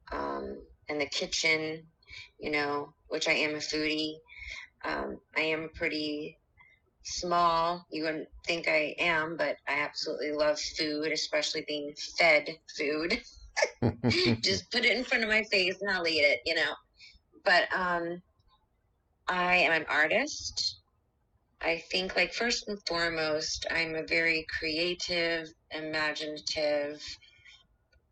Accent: Cocoa Beach, Florida, United States; I was born in Cocoa Beach, Florida.

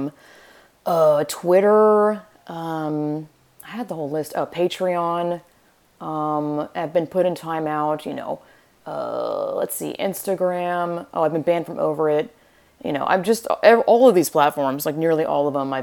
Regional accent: Georgia, United States; moved away as an adult; now in California, United States; I'm from Georgia, born and raised, 25 years. Lived in California for 10 years.

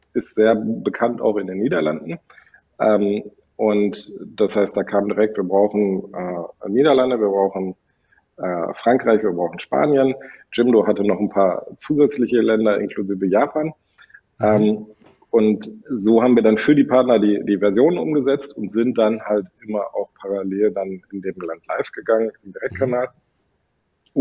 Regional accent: Sauerland, North Rhine-Westphalia, Germany; now in Cologne, Germany; Ich bin in einem französischen Restaurant aufgewachsen im Sauerland.

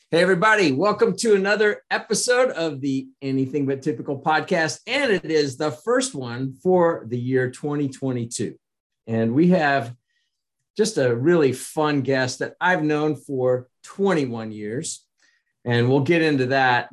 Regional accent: Kansas, United States; I was from Kansas

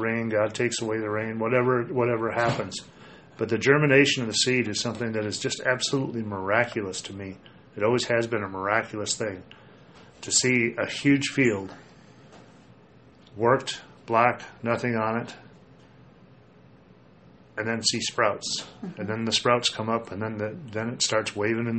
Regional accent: Minnesota, United States; moved away; growing up in Minnesota where it's a little wetter

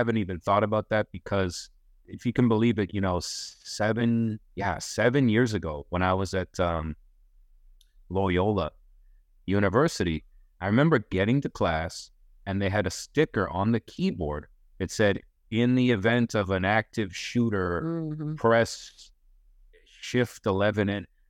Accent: Pompano Beach, Florida, United States; Now I'm from Pompano Beach, Florida. So I used to drive through Parkland all the time.

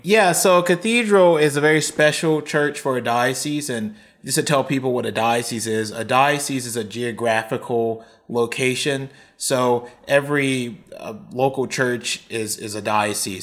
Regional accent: Shreveport, Louisiana, United States; I grew up in the Southern Hills area

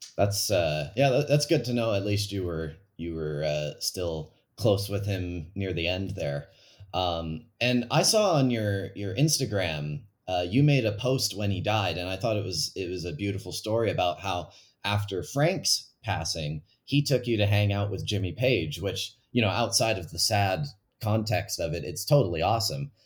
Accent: Calgary, Alberta, Canada; my hometown of Calgary

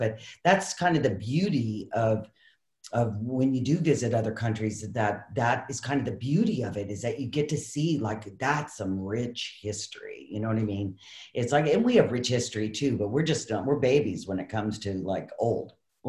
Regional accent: Maine, United States; now in California, United States; I'm originally from Maine

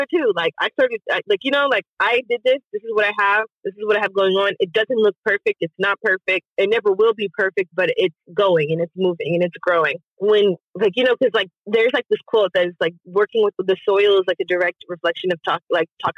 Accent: Pearland, Texas, United States; now in Houston, United States; I'm from Pearland and I was raised off of Cullen.

